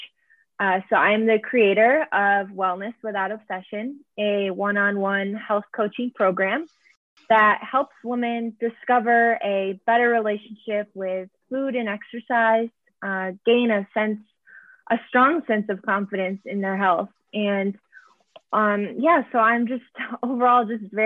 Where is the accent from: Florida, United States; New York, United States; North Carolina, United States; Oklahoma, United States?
New York, United States; Syracuse; moved away as an adult; also born or lived in Buffalo, New York; now in Boston, United States; I was born and raised in Syracuse, New York